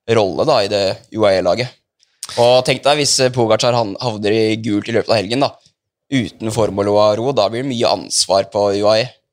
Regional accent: Asker, Akershus, Norway; vi er nå fra Asker begge

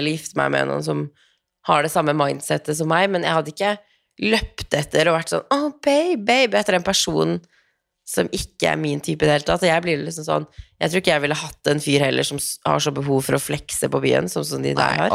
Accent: Tromsø, Troms, Norway; moved away; hjemme i Tromsø

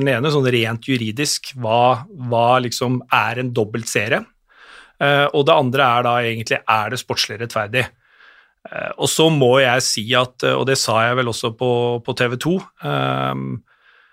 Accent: Hamar, Innlandet, Norway; kommer jeg fra Hamar

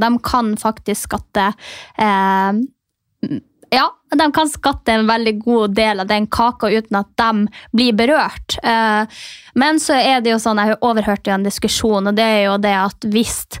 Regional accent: Norway; moved away; der jeg kommer fra, som er Distrikts-Norge

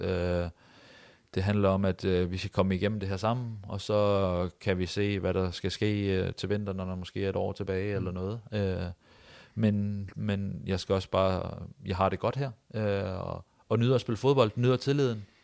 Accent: near Odense, Southern Denmark, Denmark; moved away as an adult; also born or lived in Vejle; now in Haugesund, Norway; nesten tett på hvor jeg kommer fra

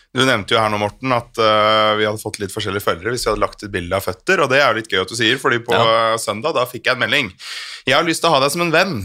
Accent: Flå, Buskerud, Norway; now in Oslo, Norway; jeg er jo fra Flå

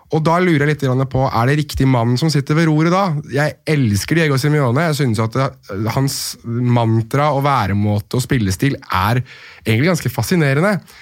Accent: Norway; jeg er nordmann

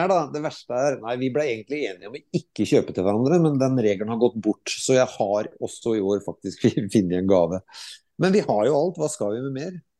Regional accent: Skotfoss, Telemark, Norway; moved away as an adult; also born or lived in Japan / Skien; Skottfoss er jo selvfølgelig hjemstedet mitt

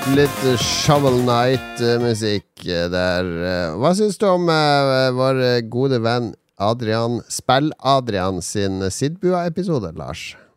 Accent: Harstad, Troms, Norway; hjemme i Harstad

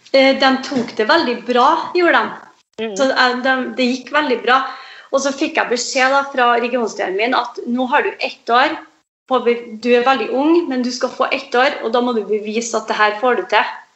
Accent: Aure, Møre og Romsdal, Norway; moved away; also born or lived in Trondheim; min eh, frisørkarriere starta i hjembygda mi, i Aure.

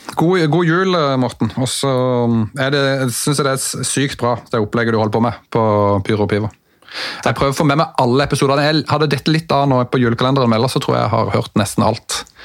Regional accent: Mandal, Agder, Norway; jeg er jo fra Mandal

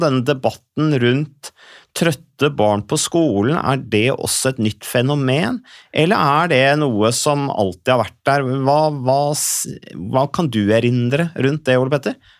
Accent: Vikersund, Buskerud, Norway; jeg kommer fra Vikersund, Modum kommune.

